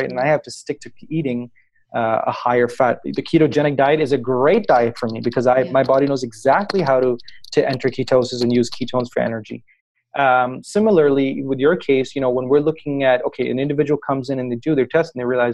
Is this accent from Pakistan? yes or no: yes; Pakistan; I come from Pakistan, which is a country located in Southeast Asia.